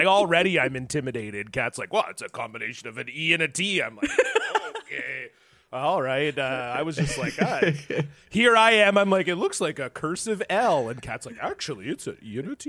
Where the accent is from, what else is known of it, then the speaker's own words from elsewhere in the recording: Ontario, Canada; now in Vancouver, Canada; I grew up in Ontario